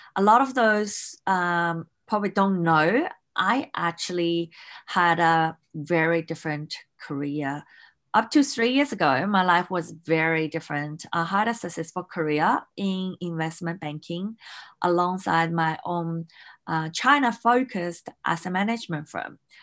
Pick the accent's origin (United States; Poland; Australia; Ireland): Australia; Melbourne, Victoria; moved away as an adult; also born or lived in Hong Kong; I grew up in Australia in Melbourne